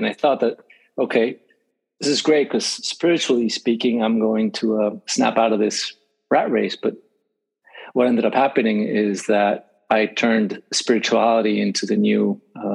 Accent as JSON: {"language": "English", "region": "Mexico City", "country": "Mexico", "tie": "born or raised there", "moved": "yes", "lives_now": "Los Angeles, United States", "said": "I was raised in Mexico City"}